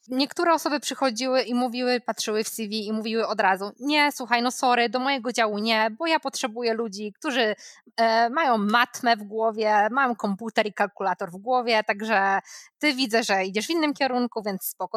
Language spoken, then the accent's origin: Polish; Poland; moved away as an adult; now in United States; skąd jestem, co robiłam w Polsce